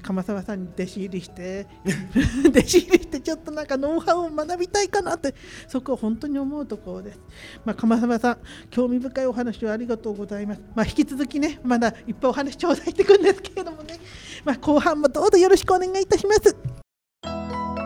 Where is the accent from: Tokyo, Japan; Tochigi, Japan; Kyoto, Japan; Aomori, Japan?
Tokyo, Japan; Machida; 地元町田で今私は個人的に自宅を開放して